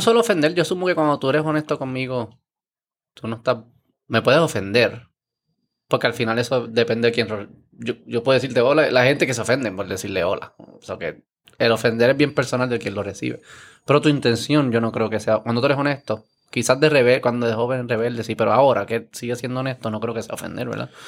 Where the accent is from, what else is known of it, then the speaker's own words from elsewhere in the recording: Puerto Rico; como puertorriqueño